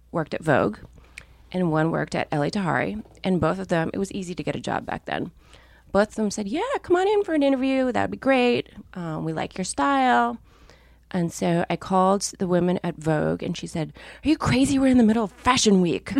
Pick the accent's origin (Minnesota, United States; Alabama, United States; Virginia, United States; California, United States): Minnesota, United States; I grew up in Minnesota, where people did not care deeply about clothes